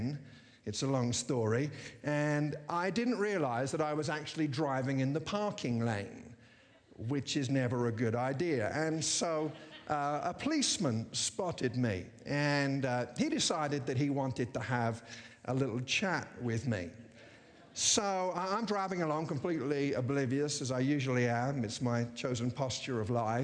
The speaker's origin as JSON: {"language": "English", "region": "England", "country": "United Kingdom", "also_born_or_lived": "America", "moved": "yes", "lives_now": "United States", "said": "as a British person living in America"}